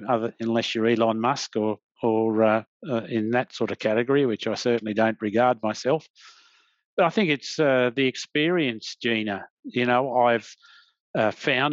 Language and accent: English; Australia; as an Australian